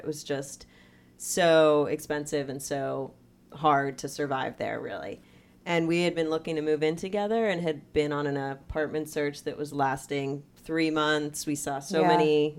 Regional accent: Pittsburgh, Pennsylvania, United States; moved away as an adult; also born or lived in New York City; now in Los Angeles, United States; I'm from Pittsburgh

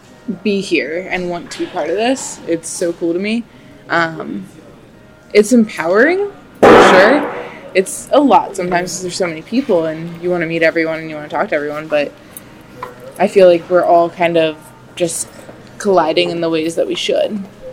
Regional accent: Kent, Ohio, United States; From Kent, Ohio.

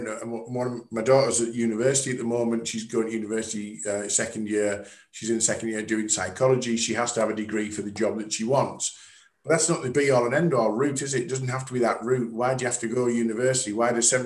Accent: the North East, North East England, United Kingdom; I'm from the Northeast

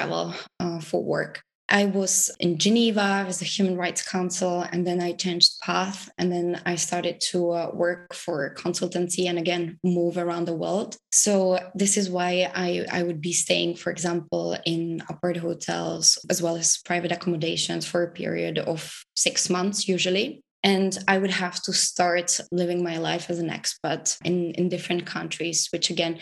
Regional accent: Prague, Czechia; I am from the Czech Republic, from Prague initially, so that's where I spend most of the months

